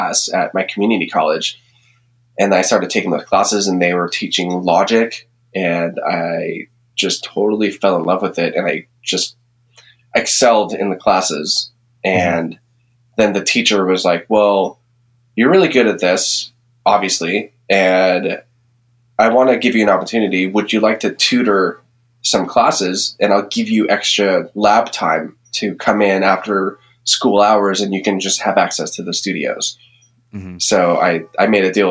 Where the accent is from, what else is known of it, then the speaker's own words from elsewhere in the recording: San Francisco, California, United States; now in Nevada, United States; I grew up in the Bay Area, San Francisco.